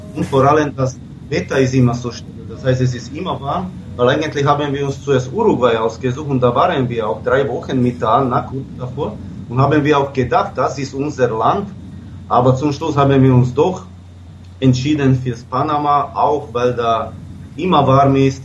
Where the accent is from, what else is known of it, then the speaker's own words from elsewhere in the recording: Slovakia; moved away; ich komme aus der Slowakei